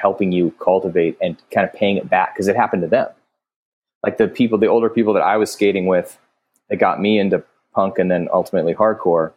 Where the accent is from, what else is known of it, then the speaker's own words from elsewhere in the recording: Alexandria, Virginia, United States; I grew up in Alexandria, Virginia